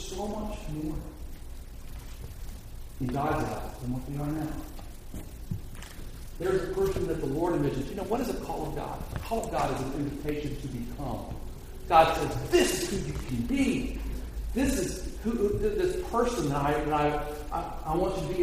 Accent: United States; for me as an American

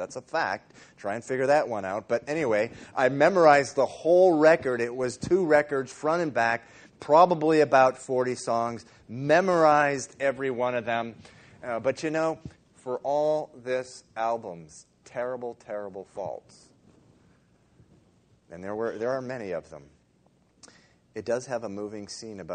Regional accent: Dover, Massachusetts, United States; a little boy of 7 or 8, growing up in Dover, Massachusetts

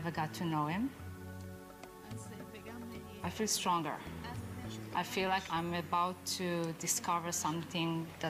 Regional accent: Israel; I was born in Israel. I'm Jewish with a Jewish background.

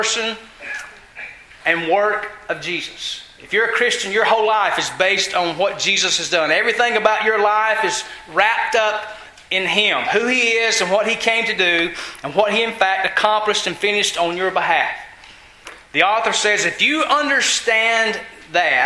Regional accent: Georgia, United States; I'm from Georgia

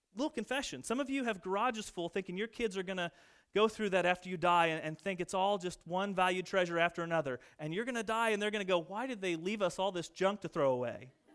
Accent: United States; born or raised there; moved away

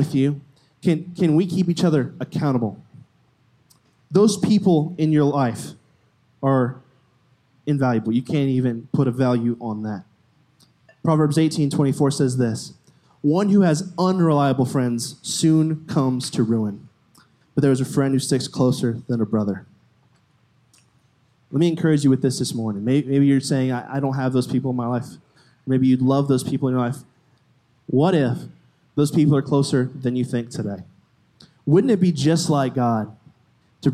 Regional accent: Florida, United States; moved away as an adult; I'm from Florida, if you didn't know. Came all the way from Florida a couple months ago

